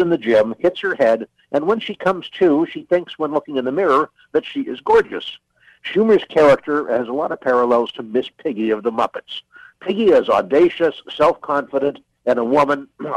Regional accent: Canada; as a Canadian

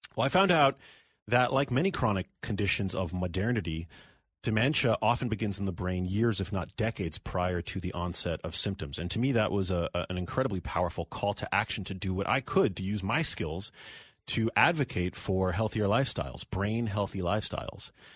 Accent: New York City, New York, United States; I'm born and raised in New York City

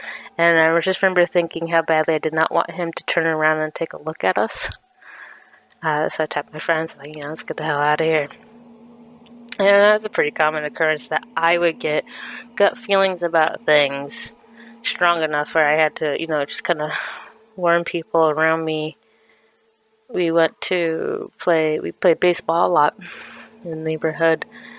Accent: Iowa, United States; also born or lived in Massachusetts; I live in Massachusetts, but I am originally from Iowa, lived a few places around the country.

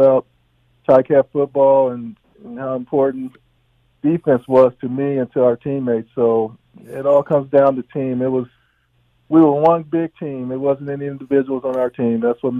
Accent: Indiana, United States; moved away as an adult; I grew up in Indiana.

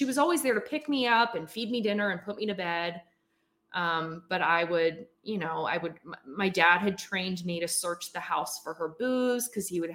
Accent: Philadelphia suburbs, Pennsylvania, United States; I grew up in the Philadelphia suburbs

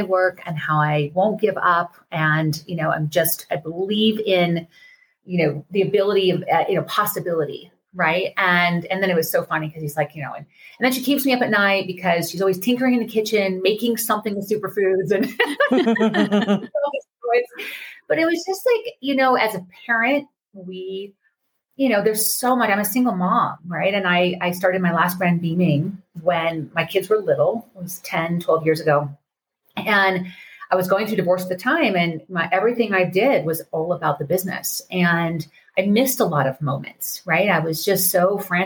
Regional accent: Colorado, United States; I'm from Colorado in the mountains

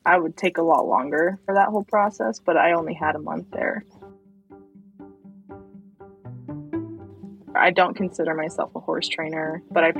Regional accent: Central Florida, United States; I grew up in Central Florida

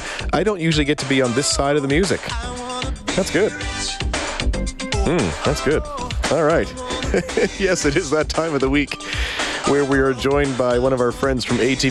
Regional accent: Manitoba, Canada; moved away as an adult; now in Alberta, Canada; I grew up in Manitoba and came here, 2008

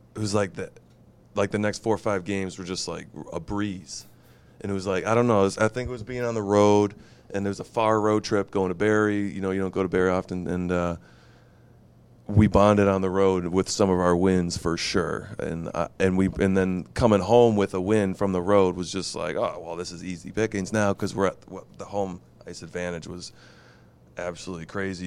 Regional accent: United States; I'm, I'm an American, but I'm also dual citizen

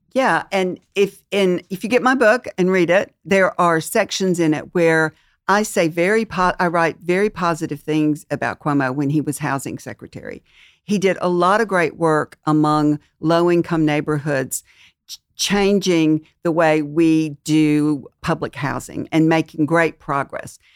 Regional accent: Mississippi, United States; moved away; I'm from Mississippi

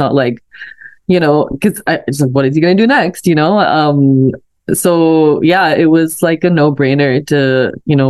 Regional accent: Pakistan; moved away as an adult; I was born and raised in Pakistan. I moved to Canada when I was 18

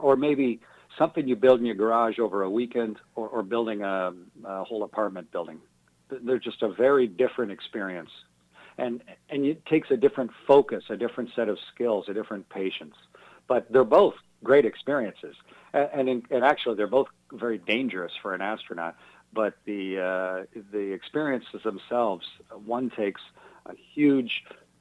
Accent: Milton, Ontario, Canada; moved away as an adult; also born or lived in Sarnia, Ontario / Russia / United States; I was born in Sarnia, and then my folks have a farm near Milton, so I was raised in those two places

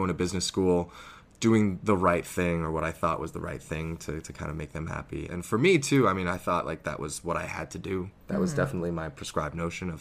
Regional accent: Toronto, Ontario, Canada; born or raised there; also born or lived in Harbin, China

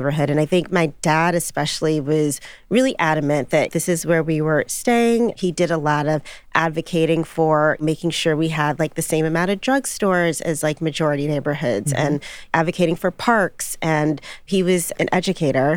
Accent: Chicago, Illinois, United States; also born or lived in Michigan; This all began on the south side of Chicago, you know, with my mom and dad

